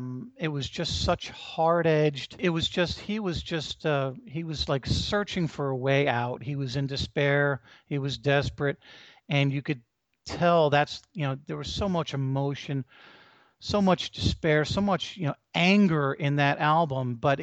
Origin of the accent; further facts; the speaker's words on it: New Jersey, United States; I grew up on the Jersey Shore. That's it's understandable, right in Bruce's, backyard, basically same county.